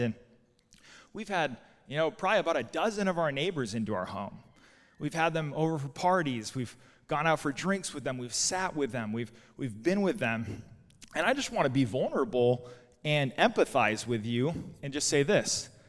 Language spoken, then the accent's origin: English; Albuquerque, New Mexico, United States; now in Portland, United States; I'm from Albuquerque originally